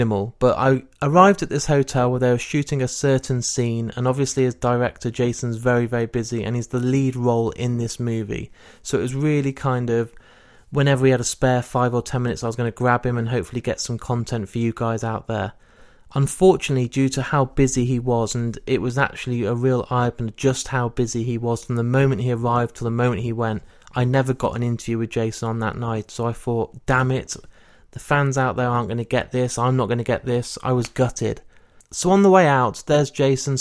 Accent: Leicester, East Midlands, United Kingdom; my hometown of Leicester

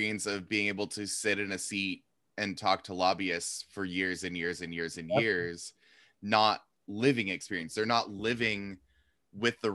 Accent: Seattle, Washington, United States; I grew up in Seattle

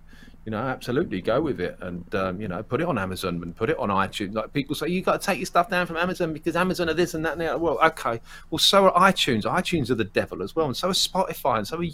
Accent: Essex, East of England, United Kingdom; I'm from about 20 miles northeast of London, which is a place called Essex. I'm an Essex boy through and through

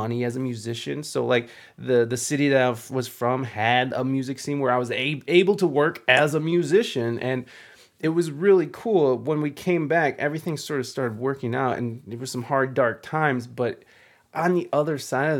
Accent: Midwest, United States; moved away; also born or lived in San Diego, California / Michigan; I moved away from the Midwest

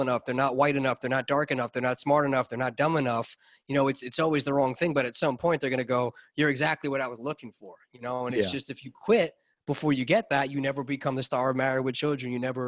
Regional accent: Long Island, New York, United States; My hometown

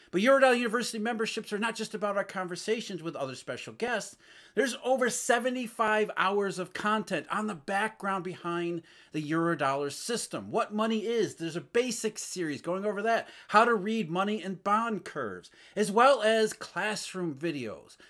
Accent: Rust Belt, United States; I grew up in the Rust Belt, so I saw it firsthand

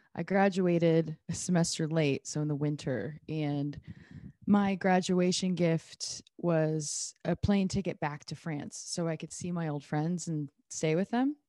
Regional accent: Iowa, United States; born or raised there

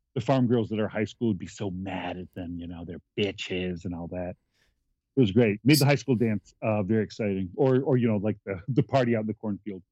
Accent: Malone, New York, United States; I grew up in a, a, town called Malone, New York

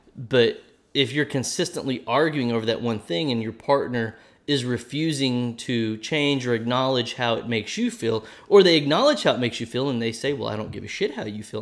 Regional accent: Oklahoma, United States; accent: Oklahoma; my Oklahoma accent could come out now and then

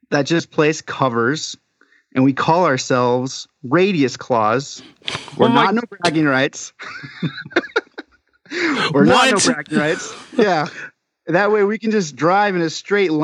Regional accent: Southern California, United States; we're from Southern California.

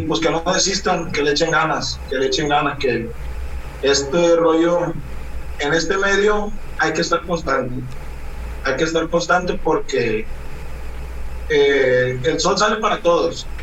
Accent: Guamúchil, Sinaloa, Mexico; also born or lived in La Trinidad, Guasave, Sinaloa; now in Culiacán, Mexico; Originario soy de la Trinidad, Guasave, Sinaloa, ah. toda mi vida. A los tres años me llevaron a vivir a Guamuchi, toda mi vida la viví en Guamuchi hasta los 21 años

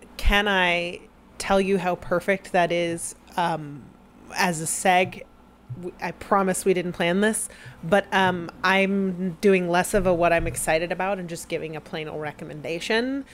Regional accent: near Galveston, Texas, United States; I was born in Texas uh-huh. not far from Galveston

